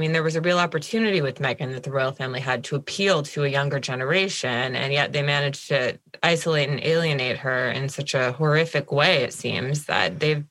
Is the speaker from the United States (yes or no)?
yes; United States; we're American.